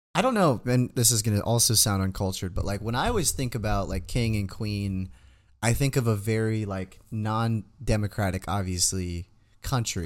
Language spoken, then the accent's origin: English; United States; we're from America